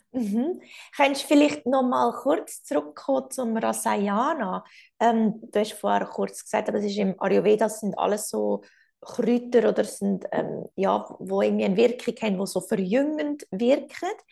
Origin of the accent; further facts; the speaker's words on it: Switzerland; bei uns in der Schweiz